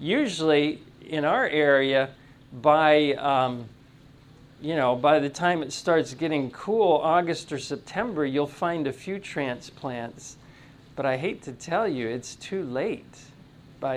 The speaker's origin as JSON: {"language": "English", "region": "Tennessee", "country": "United States", "said": "I'm from Tennessee"}